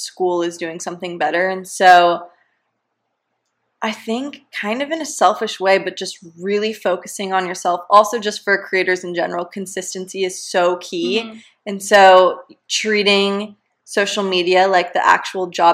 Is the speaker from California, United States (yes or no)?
yes; San Diego, California, United States; moved away; when I was growing up in San Diego, going to high school